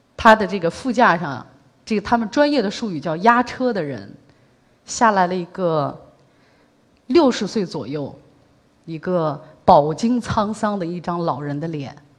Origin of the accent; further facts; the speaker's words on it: Shanxi, China; now in Beijing, China; 因为我是山西人嘛，呃，回老家过年